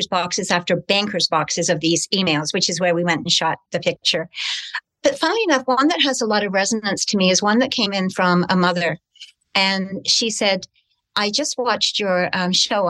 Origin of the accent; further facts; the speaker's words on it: Canada; also born or lived in United Kingdom; in 1956, we had arrived in Canada as British immigrants